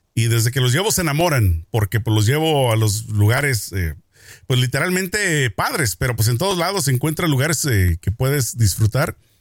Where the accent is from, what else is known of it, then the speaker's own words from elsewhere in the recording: Mexico; como mexicano